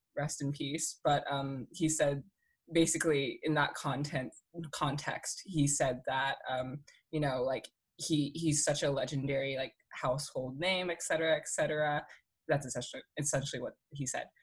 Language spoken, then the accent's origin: English; Pasadena, California, United States; born or raised there